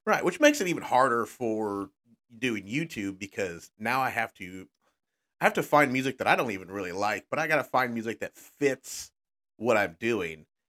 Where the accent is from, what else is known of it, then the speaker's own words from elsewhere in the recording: Texas, United States; now in Midwest, United States; growing up in Texas